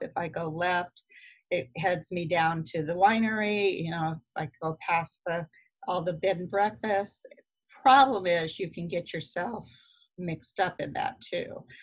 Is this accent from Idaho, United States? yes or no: yes; Idaho, United States; moved away; I was from Idaho. So uh, River Vista is the little town I grew up